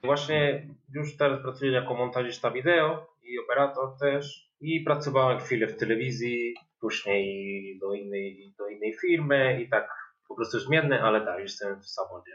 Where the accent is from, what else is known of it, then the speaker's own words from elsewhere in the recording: Granada, Andalusia, Spain; Polish is a second language; moved away as an adult; also born or lived in Málaga; now in Wrocław, Poland; nie jestem stąd, jestem z Granady